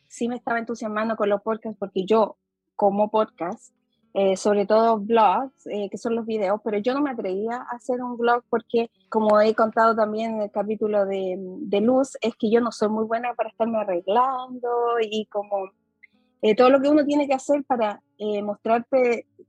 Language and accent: Spanish; Chile; accent: Chilean; Para mí que yo vivo en el extranjero, las personas de aquí sienten que tengo un acento chileno, pero cuando yo voy a Chile me dicen que yo no soy de ahí porque tengo acento como mezclado.